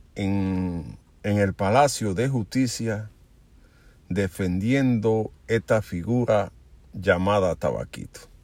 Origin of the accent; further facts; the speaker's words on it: Dominican Republic; mi pueblo batero de Sevico.